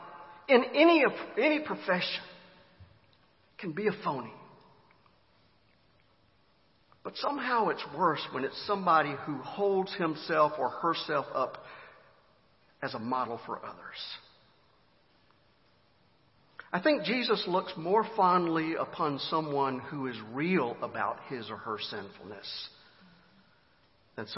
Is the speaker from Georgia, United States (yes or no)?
yes; Griffin, Georgia, United States; my hometown of Griffin, Georgia